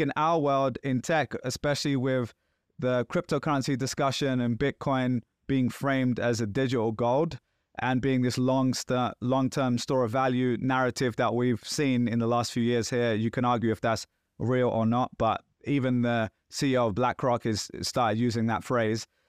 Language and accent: English; Pakistan; moved away; being Pakistani